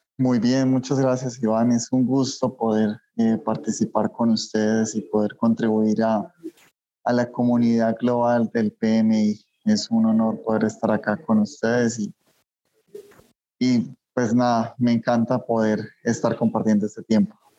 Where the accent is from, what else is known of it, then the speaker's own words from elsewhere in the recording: Colombia; moved away as an adult; also born or lived in Antioquia, Colombia; now in Mexico City, Mexico; soy colombiano también, eh, soy colombiano